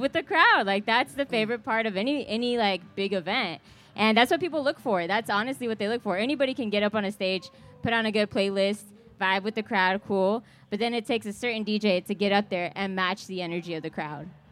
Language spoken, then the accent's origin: English; Kansas City, Missouri, United States; I'm from Kansas City. I live here